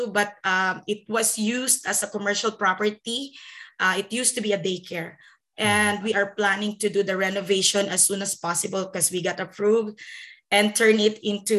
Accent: Philippines; moved away as an adult; now in Canada; I'm technically from the Philippines, and I came to Canada 2012. So that was 11 years ago

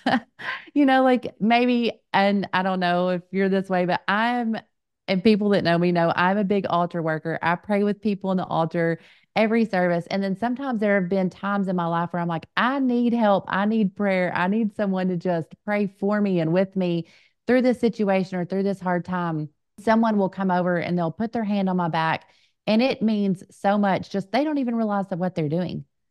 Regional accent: Little Rock, Arkansas, United States; we're both from the Little Rock area and go to First Pentecostal Church of North Little Rock. I was blessed to be born and raised there

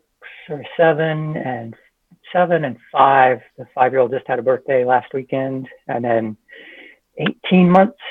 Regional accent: California, United States; moved away as an adult; now in Texas, United States; I grew up in California, came to Texas about 16 years ago.

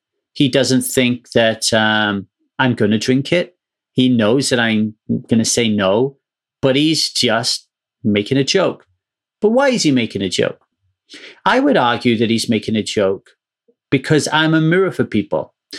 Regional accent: Ogmore Vale, Wales, United Kingdom; So when I grew up in Ogmore Vale, you had to be 18 to drink.

